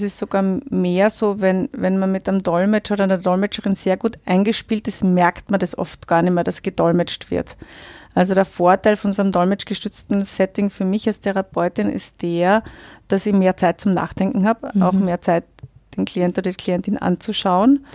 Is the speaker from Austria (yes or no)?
yes; Austria; in den 39 Jahren, die ich jetzt hier lebe